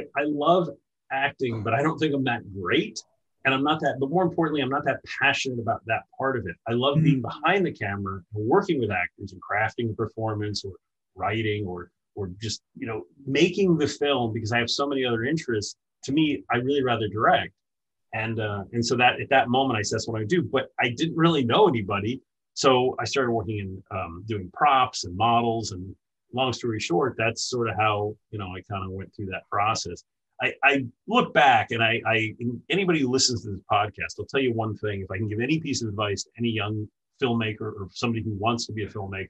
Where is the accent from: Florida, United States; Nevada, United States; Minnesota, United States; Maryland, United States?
Florida, United States; Miami; moved away; also born or lived in Los Angeles; I grew up in Miami